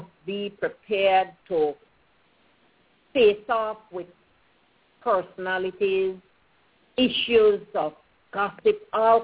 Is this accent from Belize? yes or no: yes; Pomona Valley, Stann Creek District, Belize; I grew up in the Pomona Valley, so I went to country school